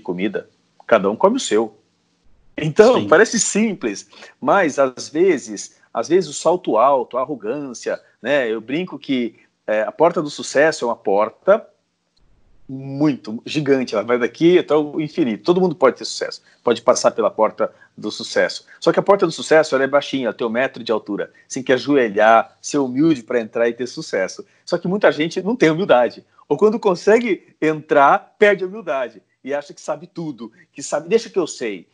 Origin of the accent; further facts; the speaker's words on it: Brazil; somos nós, brasileiros, latinos